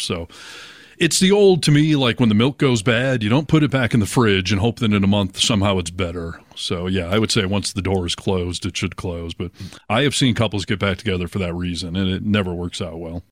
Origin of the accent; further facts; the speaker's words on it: Chelsea, Michigan, United States; moved away as an adult; also born or lived in Ann Arbor, Michigan; now in Seattle, United States; Well, I'm actually from Chelsea, Michigan, which is just outside of Ann Arbor, and then I moved to Ann Arbor when I graduated, lived there until I moved to Seattle